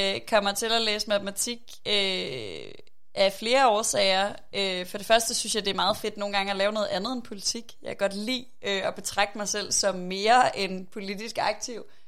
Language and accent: Danish; Aarhus, Central Denmark Region, Denmark; er jeg fra Aarhus, øh, og rigtig glad for Aarhus